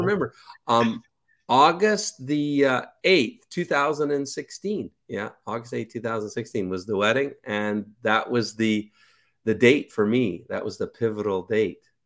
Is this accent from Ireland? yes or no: no; Canada; moved away as an adult; also born or lived in Ukraine / Kelowna, British Columbia; I'm Canadian